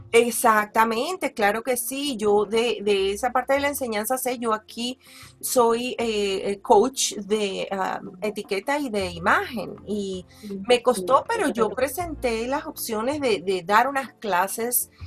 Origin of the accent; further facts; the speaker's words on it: Valencia, Carabobo, Venezuela; also born or lived in Caracas, Venezuela; yo nací en, en Caracas también